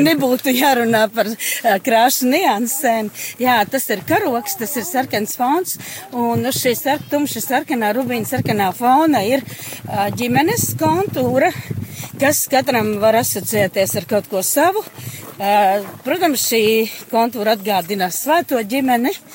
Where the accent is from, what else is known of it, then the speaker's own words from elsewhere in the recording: Latvia; es esmu latviecis, es nākam no Latvijas